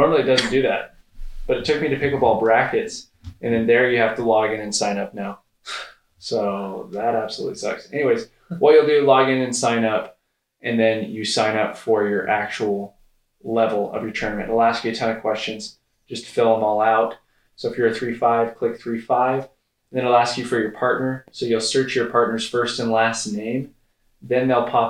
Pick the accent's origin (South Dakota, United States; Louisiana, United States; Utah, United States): Utah, United States; I'm from Utah